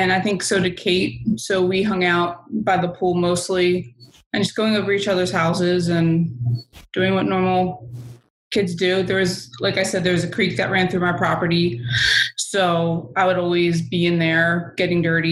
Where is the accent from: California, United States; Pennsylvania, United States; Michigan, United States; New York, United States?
Pennsylvania, United States; Blue Bell; I grew up on Yost Road, right by the creek.